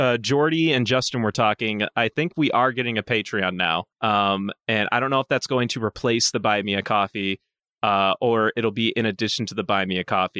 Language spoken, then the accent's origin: English; Germany; English is a second language; I'm from Germany. A credit card here actually isn't the default form of payment as it is in the U.S.